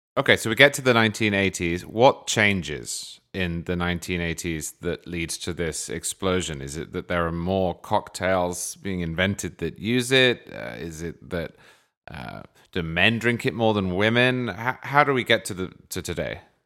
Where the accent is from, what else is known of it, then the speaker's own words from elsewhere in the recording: England, United Kingdom; I'm an English stereotype